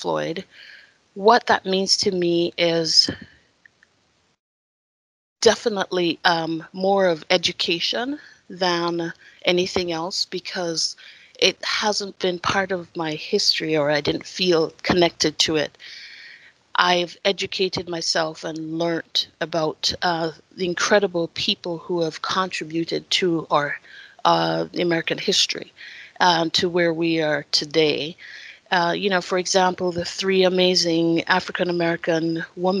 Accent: Jamaica; now in Idaho, United States; I am from Jamaica, and so I wasn't born and raised in the United States.

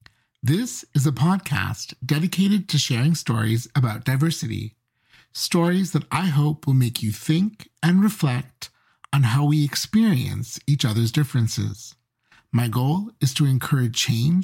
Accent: Mbeya, Tanzania; when I was a kid growing up in Beya, Tanzania, a beautiful hill town in the southwest of the country

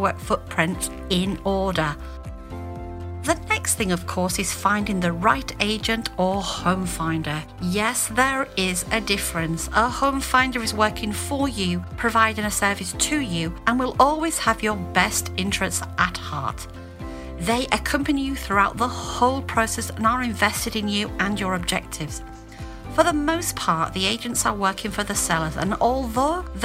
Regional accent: Hull, Yorkshire and the Humber, United Kingdom; moved away as an adult; now in France; as a small child growing up in Hull, Yorkshire in the early 70s

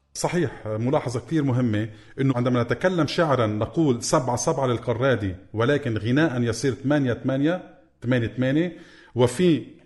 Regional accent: Lebanon; accent: Lebanese; ونحن بلهجتنا اللبنانية

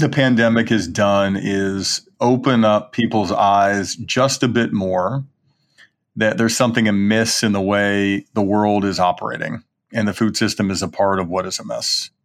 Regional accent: Birmingham, Alabama, United States; I grew up in Birmingham, Alabama, eating eggs and butter and bacon, you know, for breakfast

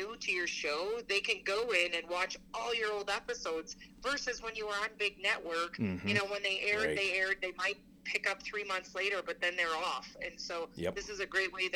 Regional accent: Wisconsin, United States; I grew up in Wisconsin, home of AMS

